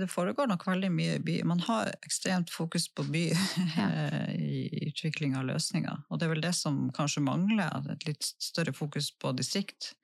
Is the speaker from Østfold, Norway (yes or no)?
no; Lødingen, Nordland, Norway; nå er jo jeg vokst opp på Lødingen